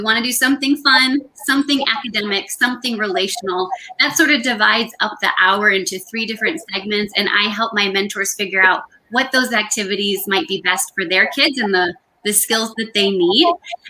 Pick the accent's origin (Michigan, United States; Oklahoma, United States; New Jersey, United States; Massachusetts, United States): Michigan, United States; now in Los Angeles, United States; I grew up in Michigan, where the national office is headquartered. And when I moved to Los Angeles